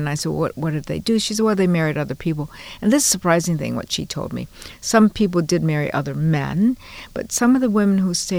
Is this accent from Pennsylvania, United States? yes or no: no; Honolulu, Hawaii, United States; moved away as an adult; also born or lived in Fresno, California / Chicago; now in San Francisco, United States; Born and raised in Honolulu.